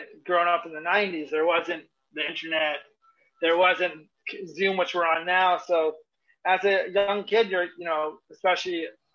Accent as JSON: {"language": "English", "region": "Northeast", "country": "United States", "said": "I'm from the Northeast region"}